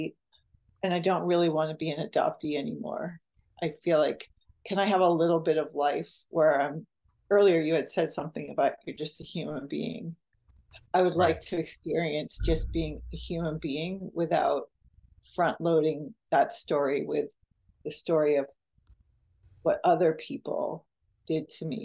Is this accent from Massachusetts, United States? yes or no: yes; Westwood, Massachusetts, United States; now in Santa Cruz, United States; I came to my hometown, Westwood, Massachusetts, to help my high school gym teacher